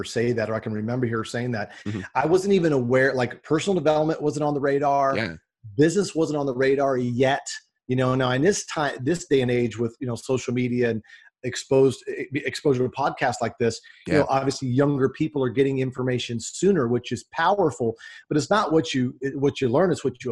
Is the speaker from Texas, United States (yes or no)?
yes; Dallas, Texas, United States; I grew up in the Dallas, Texas area